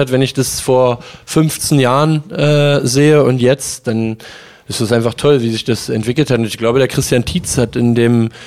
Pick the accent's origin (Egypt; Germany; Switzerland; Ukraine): Germany; Magdeburg, Saxony-Anhalt; Ähm, ich liebe Magdeburg, das ist ja auch meine Heimatstadt.